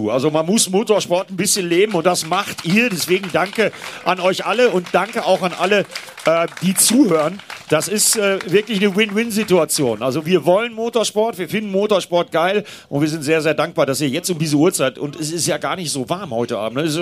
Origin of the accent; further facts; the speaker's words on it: Northern Germany, Germany; Ja, gut, ich komme aus Norddeutschland